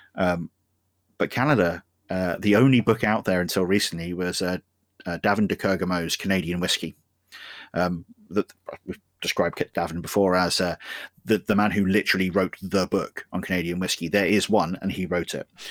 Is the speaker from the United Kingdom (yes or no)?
yes; United Kingdom; I'm British.